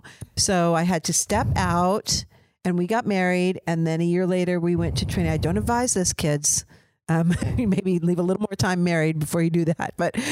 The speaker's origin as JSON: {"language": "English", "region": "California", "country": "United States", "tie": "born or raised there", "said": "I grew up in Orange County, California, and I'm older than he is."}